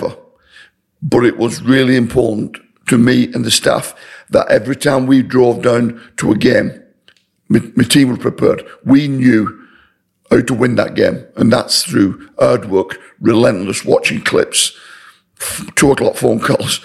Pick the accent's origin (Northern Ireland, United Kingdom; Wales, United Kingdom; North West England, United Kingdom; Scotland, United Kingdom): North West England, United Kingdom; Wigan; I wanted to stay at Wigan, my hometown club